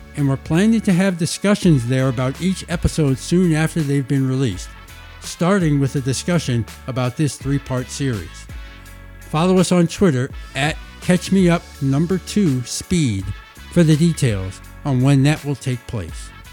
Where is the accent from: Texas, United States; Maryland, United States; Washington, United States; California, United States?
Maryland, United States; Baltimore; my hometown of Baltimore